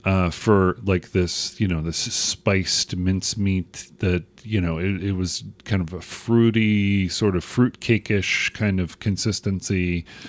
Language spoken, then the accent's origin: English; United States; accent: American; my silly American accent